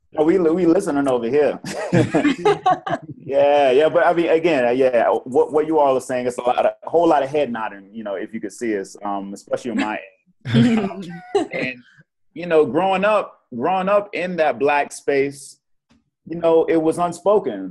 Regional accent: Portsmouth, Virginia, United States; moved away as an adult; also born or lived in South Korea / England; now in Bogota, Colombia; from Virginia, born and raised in Portsmouth, Virginia.

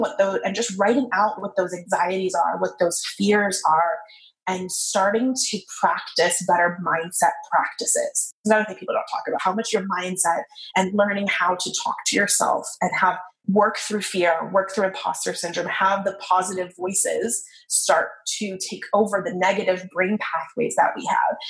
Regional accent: United States

